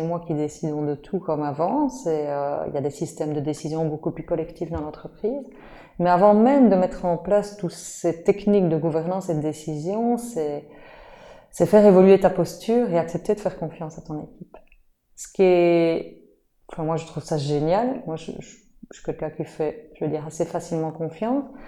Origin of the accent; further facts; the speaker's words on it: Liège, Wallonia, Belgium; je suis liégeoise d'origine et j'habite toujours à Liège d'ailleurs